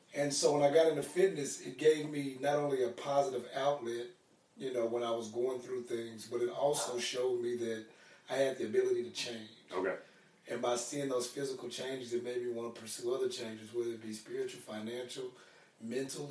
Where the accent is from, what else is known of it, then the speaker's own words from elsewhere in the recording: Arkansas, United States; also born or lived in Houston, Texas; Raised in Arkansas.